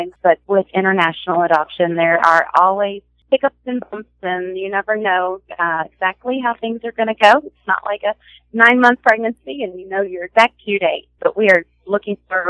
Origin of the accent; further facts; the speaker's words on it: Louisville, Kentucky, United States; now in Lexington, United States; I grew up in Louisville, Kentucky, not too far from where I am